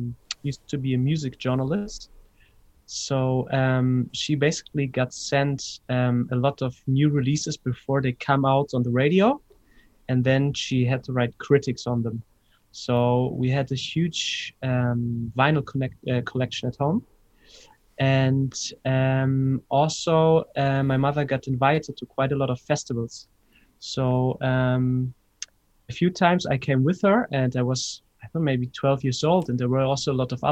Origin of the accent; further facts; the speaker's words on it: Hamburg, Germany; moved away as an adult; also born or lived in Ibiza; now in Berlin, Germany; I grew up in Hamburg, north of Germany